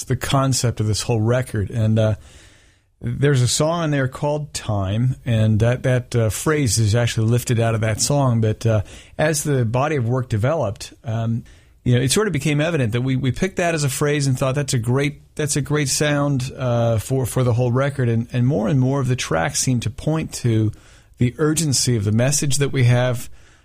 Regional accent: South Africa; moved away; I grew up in South Africa

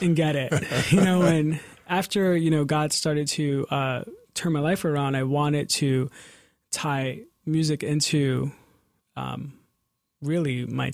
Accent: New York City, New York, United States; I'm 32 years old, and I'm from Astoria, Queens. So I grew up singing in church

